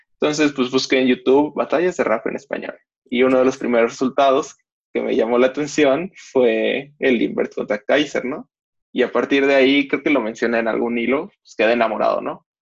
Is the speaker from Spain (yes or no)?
no; Mexico; soy mexicano, tengo 20 años